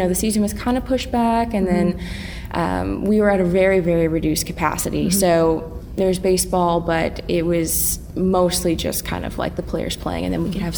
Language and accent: English; Eugene, Oregon, United States; I grew up in Eugene